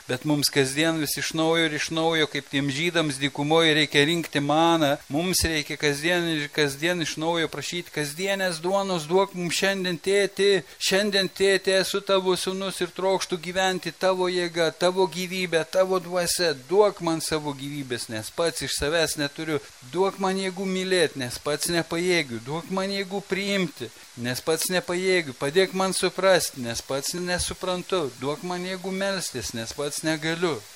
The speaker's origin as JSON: {"language": "Lithuanian", "country": "Lithuania", "said": "mes lietuviai"}